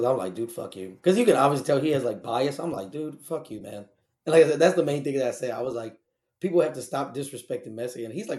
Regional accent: United States; I'm from the United States also, man.

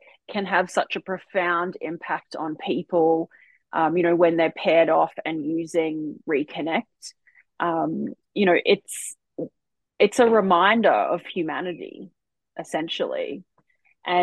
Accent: Port Douglas, Queensland, Australia; we grew up together in Port Douglas

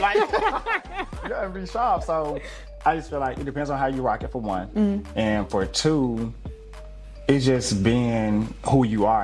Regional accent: Memphis, Tennessee, United States; born and raised in Memphis

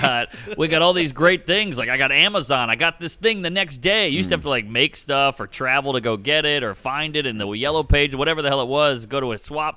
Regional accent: New Orleans, Louisiana, United States; I went to public school. I mean, I was the token cracker, whatever. I grew up in Treme. It was a black neighborhood, whatever.

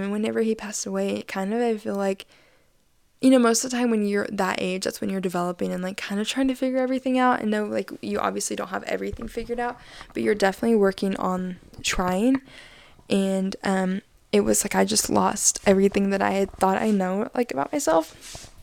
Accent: Arkansas, United States; I'm from Esmalta, Arkansas

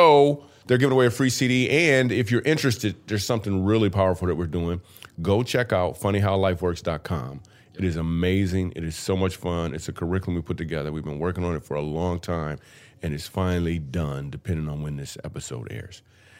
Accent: Grand Rapids, Michigan, United States; I'm like 2 hours away from Detroit. Grew up in Grand Rapids.

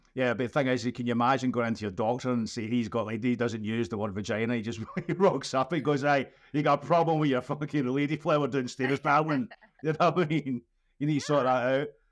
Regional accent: Scotland, United Kingdom; I'm Scottish and bald and old

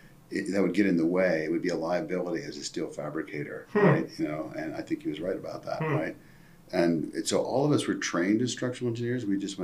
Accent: East Coast, United States; So I grew up in a Navy family. And so back, I think they still make you move a lot, but we moved a lot, right? Every couple of years, pretty much, or every year for a while. So I lived up and down the East Coast

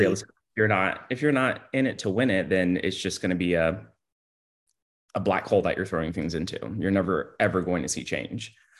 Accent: Houston, Texas, United States; now in Austin, United States; I was born in Houston, Texas

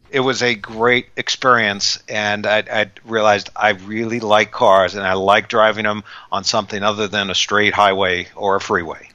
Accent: California, United States; I was actually born and raised in California

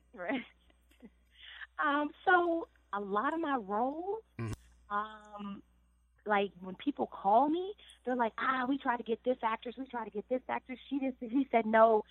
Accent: Chicago, Illinois, United States; I come from the south side of Chicago

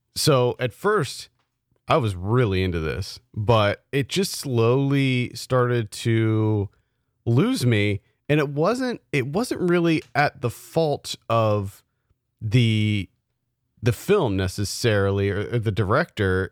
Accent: South Central Pennsylvania, United States; we grew up in South Central Pennsylvania

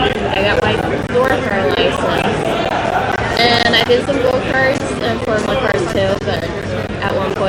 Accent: Norway; English is a second language; moved away as an adult; now in United States; So, I'm originally from Norway. I moved to California 4.5 years ago for school, but also, you know, to try to go racing here with NHRA.

